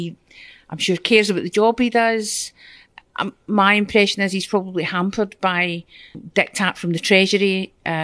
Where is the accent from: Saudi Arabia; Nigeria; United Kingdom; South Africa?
United Kingdom; Glasgow, Scotland; also born or lived in Maryhill, Glasgow; I was born and brought up in Drumchapel, which is one of the big council estates, and then I moved to Maryhill.